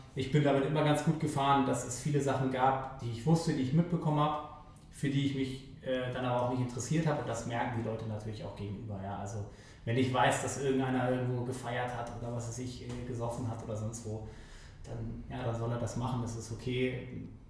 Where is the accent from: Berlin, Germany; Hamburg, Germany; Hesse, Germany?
Hamburg, Germany; also born or lived in Meppen; Ich bin in Eimsbüttel aufgewachsen